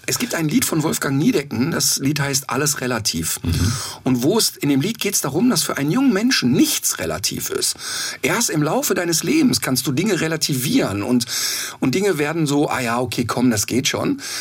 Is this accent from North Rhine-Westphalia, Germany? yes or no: yes; Ruhr area, North Rhine-Westphalia, Germany; moved away; ich könnte da nicht mehr leben, aber das ist meine Heimat und das spüre ich auch